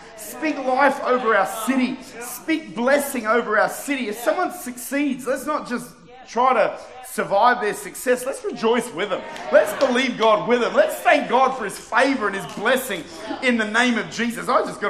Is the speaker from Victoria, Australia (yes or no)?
yes; Victoria, Australia; born there; is that I was born in Victoria.